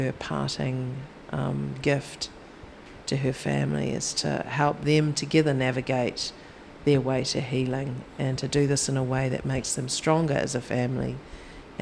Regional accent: New Zealand; I'm from New Zealand

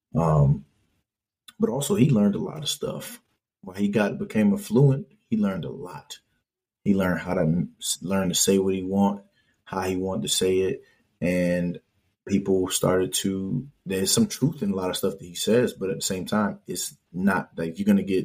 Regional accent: Hartford, Connecticut, United States; I grew up where I grew up in Hartford

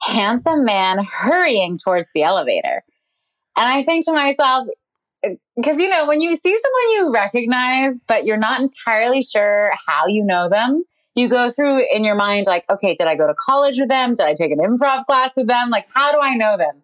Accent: Canada; now in New York, United States; I'm Canadian

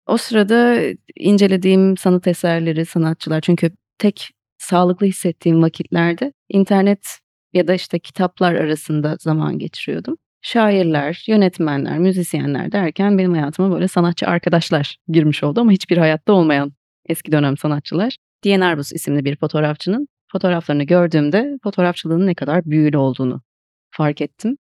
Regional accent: Diyarbakır, Diyarbakır Province, Turkey; moved away as an adult; also born or lived in Istanbul; Diyarbakır'da doğdum, Diyarbakır'da büyüdüm.

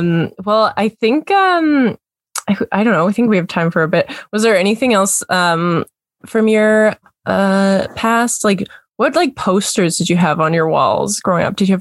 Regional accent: Kamloops, British Columbia, Canada; I grew up in Kamloops, which is not a very diverse place.

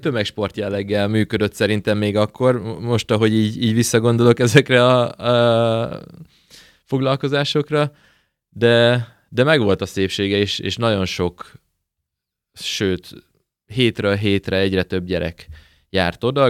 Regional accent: Debrecen, Hajdú-Bihar, Hungary; lakótelepen nőttem fel, lakótelepen állandóan fociztunk

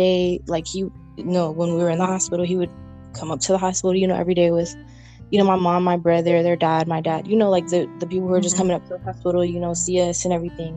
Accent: California, United States; I'm from California.

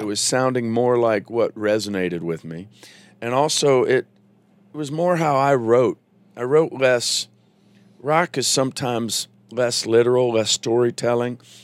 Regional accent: Virginia, United States; moved away; I'm raised in Virginia, so there's a little bit of Southern boy in me

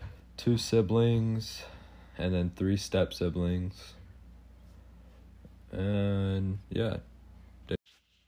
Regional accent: Maiden, North Carolina, United States; I was born in Maiden. I've lived in Maiden my whole life.

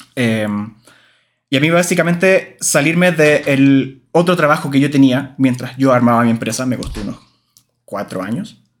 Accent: Valparaíso, Chile; en Valparaíso, mi ciudad natal

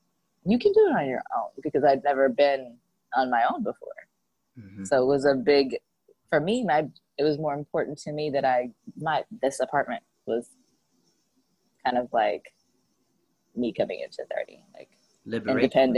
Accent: Fussa, Tokyo, Japan; Yeah, Fusa. Yep, born and raised in Fusa, Japan. And I was actually born off base

